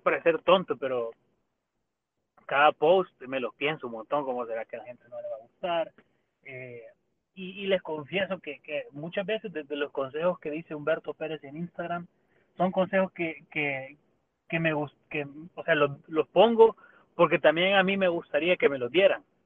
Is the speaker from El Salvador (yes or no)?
yes; El Salvador; nosotros como salvadoreños